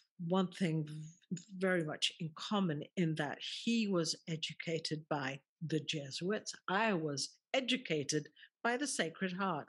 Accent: England, United Kingdom; born there; even though he was born in Egypt, I was born in England, and yet we have so much in common.

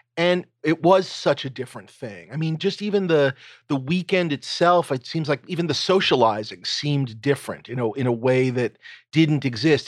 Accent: New York City, New York, United States; I grew up in New York City.

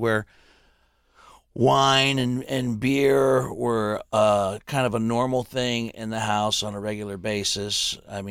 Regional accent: the Ohio Valley, United States; I grew up in the Valley, where if you were 18, you could cross the river and go to West Virginia

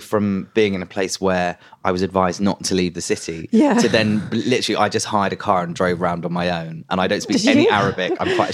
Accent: London, United Kingdom; I grew up in London, and on the Edgware Road, there's a massive Lebanese community.

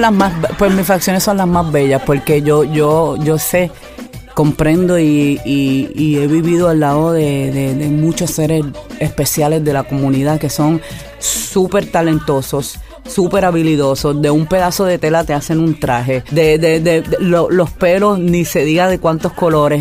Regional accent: Añasco, Puerto Rico; Yo, por ejemplo, soy criada en el campo, le digo el campo añasco porque soy del West Side, del área oeste

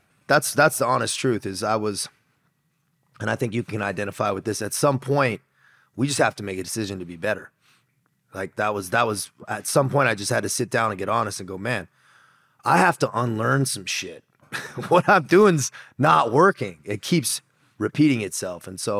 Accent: San Diego, California, United States; Dude, I grew up in San Diego, California. My dad was in the Marines, so I grew up on a Marine base for a little bit. And then we just stayed in California. So I had that SoCal bro lifestyle

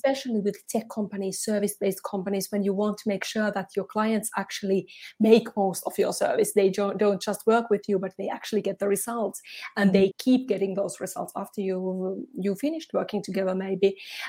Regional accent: Finland; now in Switzerland; Finland, in Northern Europe.

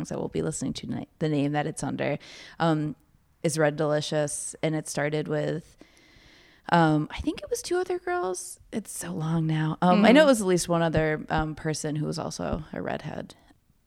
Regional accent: Providence, Rhode Island, United States; moved away; I'm from Providence

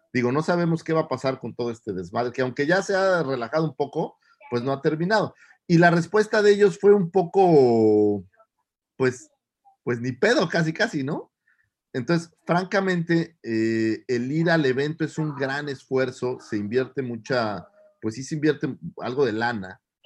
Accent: Naucalpan, State of Mexico, Mexico; Soy un chilango, como buen chilango

